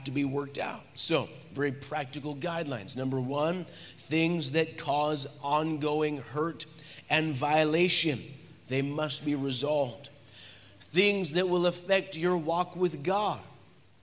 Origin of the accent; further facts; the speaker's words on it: United States; moved away; by birth, I'm an American.